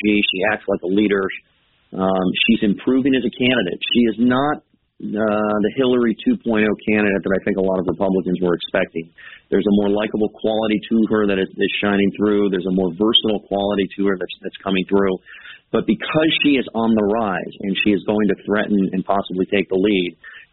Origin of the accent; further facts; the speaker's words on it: California, United States; I'm from California where nobody cares about politics except that maybe once in a generation